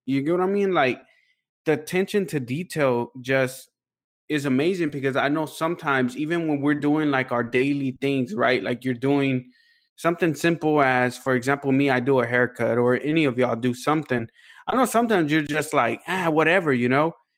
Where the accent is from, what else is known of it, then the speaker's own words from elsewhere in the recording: Houston, Texas, United States; we're from Houston